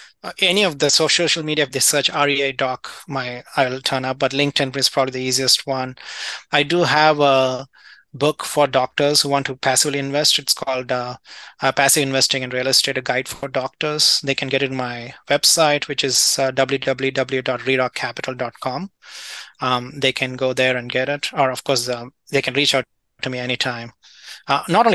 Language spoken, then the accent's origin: English; India; moved away as an adult; also born or lived in London / Illinois / California; now in United States; I grew up in India